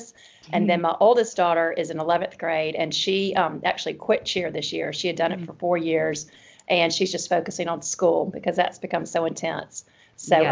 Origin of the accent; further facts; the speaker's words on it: Birmingham, Alabama, United States; accent: Alabama (Southern); a wife here in Birmingham, Alabama, as you can tell by my accent